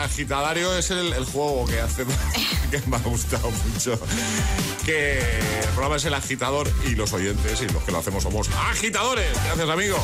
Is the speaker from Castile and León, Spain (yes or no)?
no; Málaga, Andalusia, Spain; now in Aranjuez, Spain; de Málaga, aunque estoy ahora fincado en Aranjuez